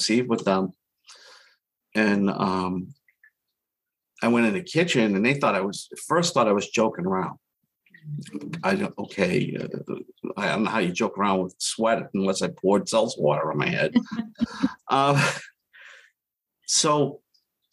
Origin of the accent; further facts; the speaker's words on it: Boston, Massachusetts, United States; now in Central Massachusetts, United States; I grew up in Boston. If you can't tell from my accent